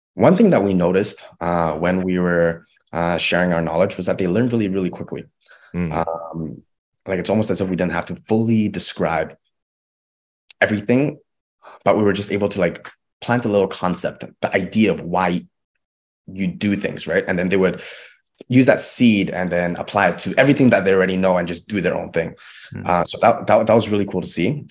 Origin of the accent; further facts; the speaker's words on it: Vancouver, British Columbia, Canada; my hometown in Vancouver